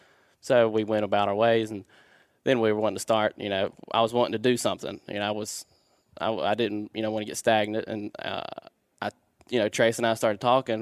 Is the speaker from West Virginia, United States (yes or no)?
yes; West Virginia, United States; I'm also from West Virginia.